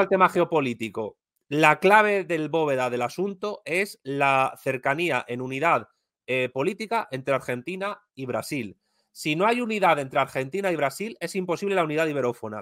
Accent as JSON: {"language": "Spanish", "country": "Spain", "said": "que soy español"}